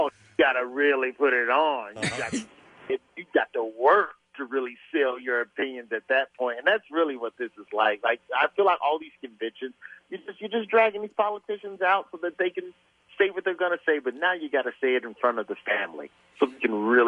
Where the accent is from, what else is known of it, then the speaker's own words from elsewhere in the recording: Alabama, United States; I'm not even from Philly. I'm from Alabama